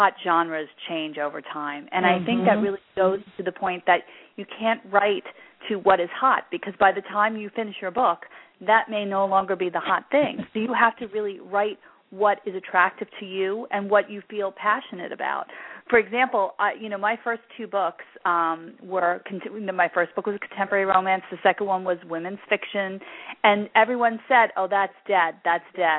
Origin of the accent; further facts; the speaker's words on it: New York City, New York, United States; I'm originally from Brooklyn